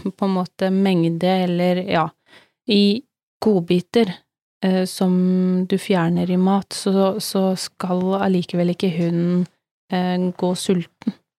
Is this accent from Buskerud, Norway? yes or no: no; Telemark, Norway; now in Sørlandet, Norway; Vi kom jo fra Telemark begge